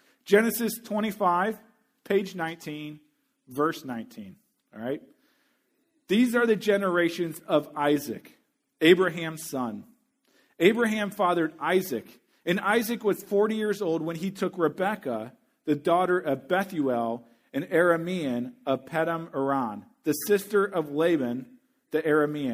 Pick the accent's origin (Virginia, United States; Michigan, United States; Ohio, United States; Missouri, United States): Missouri, United States; my home state university, the University of Missouri